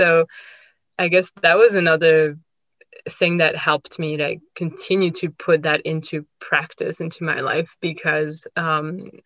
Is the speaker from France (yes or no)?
yes; France; moved away as an adult; also born or lived in Australia; now in United States; I grew up in France, and I've moved many times in my life. I moved to Australia when I was 21. I moved to the US a few years ago.